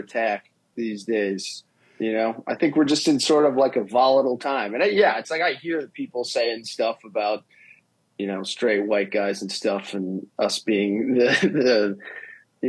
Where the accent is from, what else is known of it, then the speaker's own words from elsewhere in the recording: United States; also born or lived in Philadelphia, Pennsylvania; now in New York City, United States; I spent most of my life in Philly, but my parents are from New York. I grew up outside of New York